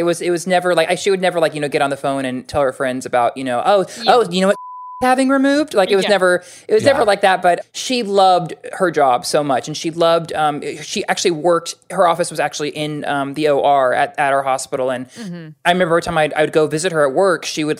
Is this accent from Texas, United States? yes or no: no; Fresno, California, United States; I grew up in Fresno, California